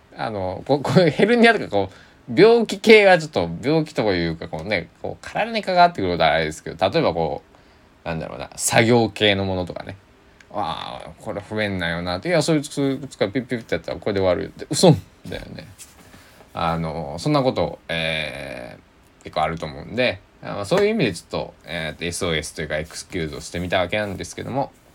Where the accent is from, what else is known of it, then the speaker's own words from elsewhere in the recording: Kochi, Japan; moved away; also born or lived in Kagawa Prefecture; 僕の生まれ故郷の高知では結構難儀な難儀なってあの方言近しいようなね難儀なねあんたみたいなあのよく使うんですよ